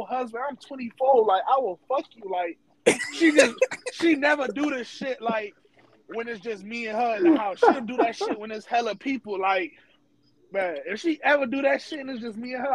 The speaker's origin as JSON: {"language": "English", "country": "Jamaica", "also_born_or_lived": "Iowa", "said": "I'm Jamaican"}